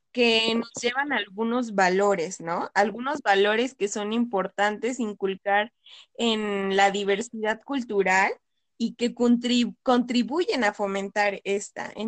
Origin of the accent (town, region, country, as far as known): Mexico